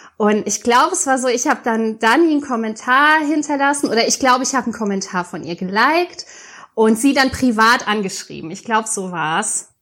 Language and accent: German; near Mainz, Rhineland-Palatinate, Germany; Ich komme aus Mainz, ich bin ein echtes Mainzer Mädchen. Zwar nicht ganz echt, ich bin nicht ganz in Mainz geboren, aber zumindest in der Umgebung